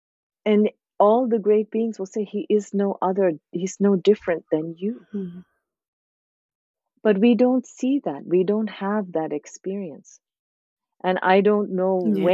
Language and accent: English; India; moved away; also born or lived in Thailand / Canada / New York City; I grew up in India where we're surrounded by these type of practices